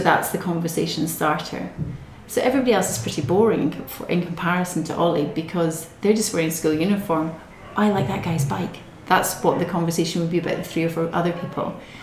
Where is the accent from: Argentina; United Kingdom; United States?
United Kingdom; Scotland; moved away; I'm Scottish, not Irish. I'm Scottish.